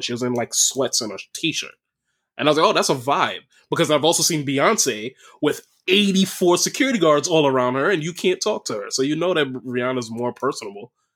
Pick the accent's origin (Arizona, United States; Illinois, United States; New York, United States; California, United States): New York, United States; I'm from New York